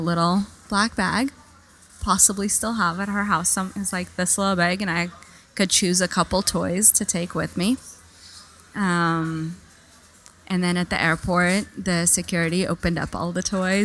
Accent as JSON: {"language": "English", "region": "Saint Petersburg", "country": "Russia", "tie": "born or raised there", "also_born_or_lived": "Italy", "moved": "yes", "said": "I was born in Russia. It was Soviet Union at the time. It was Leningrad at the time."}